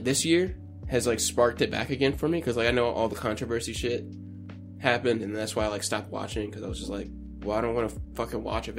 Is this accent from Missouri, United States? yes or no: yes; Missouri, United States; We're from Missouri, bro.